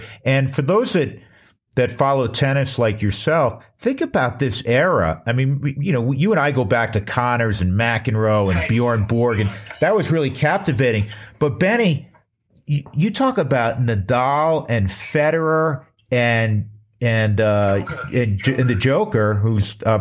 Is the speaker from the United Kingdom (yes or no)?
no; New York, United States; moved away as an adult; also born or lived in Aspen; now in Denver, United States; growing up in New York